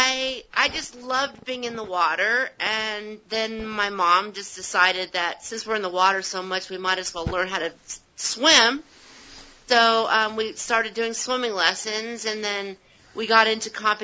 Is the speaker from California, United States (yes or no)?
yes; Southern California, United States; growing up in Southern California